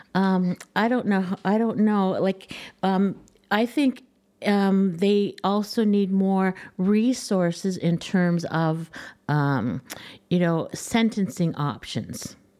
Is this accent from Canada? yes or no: yes; Canada